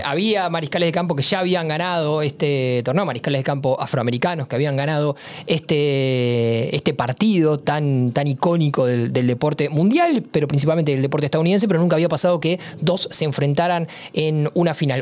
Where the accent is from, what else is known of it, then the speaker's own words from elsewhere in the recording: Argentina; soy argentino